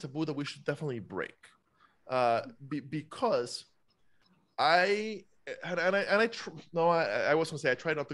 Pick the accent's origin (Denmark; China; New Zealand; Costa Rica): Costa Rica; now in United States; I'm a foreigner. I was born and raised in Costa Rica.